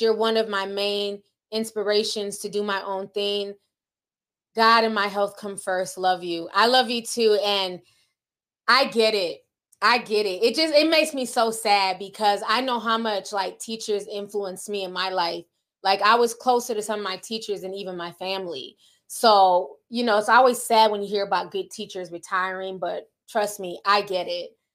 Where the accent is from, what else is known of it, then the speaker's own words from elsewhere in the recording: Midwest, United States; I grew up in the Midwest, so, you know, we're near Tornado Alley